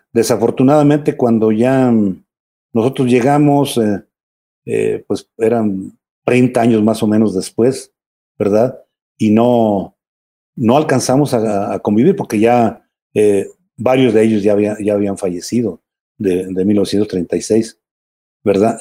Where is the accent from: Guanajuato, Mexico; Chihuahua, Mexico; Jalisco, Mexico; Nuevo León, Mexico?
Guanajuato, Mexico; León; moved away; also born or lived in San Francisco del Rincón, Guanajuato / Mexico City; nací yo acá en, León, pero estoy registrado allá